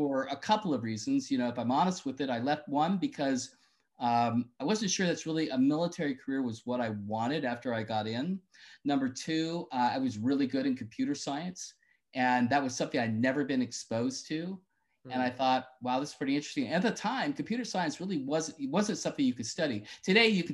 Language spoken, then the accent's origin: English; Petaluma, California, United States; my parents were teachers in Petaluma and public school teachers.